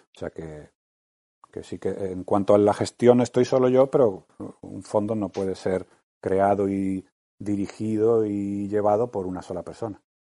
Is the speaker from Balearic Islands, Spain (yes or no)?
no; Málaga, Andalusia, Spain; also born or lived in Madrid; vivíamos en Madrid y somos de Málaga